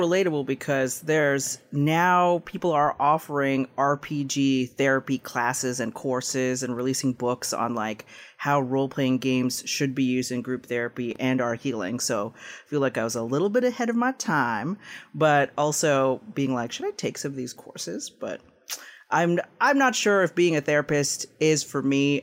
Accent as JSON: {"language": "English", "town": "Toronto", "region": "Ontario", "country": "Canada", "tie": "born or raised there", "also_born_or_lived": "Philippines", "said": "I was born there, and I was raised in Tirana in Canada"}